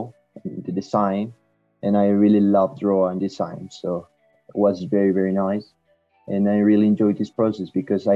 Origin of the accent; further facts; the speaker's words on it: Guadalajara, Jalisco, Mexico; English is a second language; I'm from Mexico, in Guadalajara, Jalisco